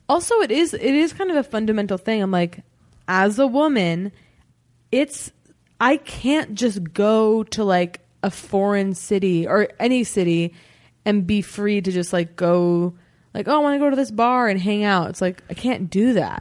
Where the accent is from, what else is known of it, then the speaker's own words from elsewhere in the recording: United States; that's my hometown.